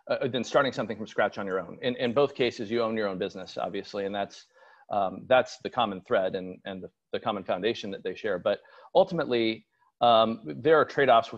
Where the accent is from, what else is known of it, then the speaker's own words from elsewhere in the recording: Seattle, Washington, United States; I was born and raised in the Seattle area